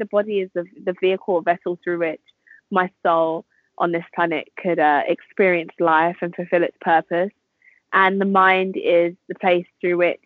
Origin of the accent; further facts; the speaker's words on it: London, United Kingdom; I'm from London